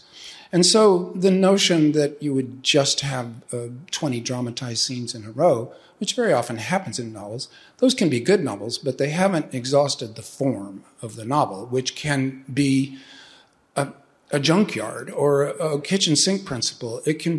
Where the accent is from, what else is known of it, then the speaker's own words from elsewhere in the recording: California, United States; Oh, sure. I mean, I'm a Southern California boy. I grew up in Orange County, so that's really L.A. South.